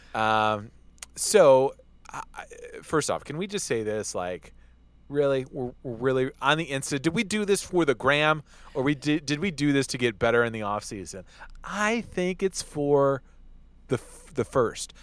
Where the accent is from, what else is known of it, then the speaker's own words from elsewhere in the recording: Detroit, Michigan, United States; my hometown Lions